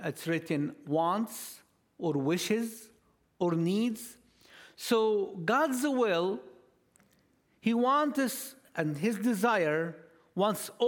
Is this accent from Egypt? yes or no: yes; Egypt; English is a second language; now in Orlando, United States; we are all from Egypt. We're located in Orlando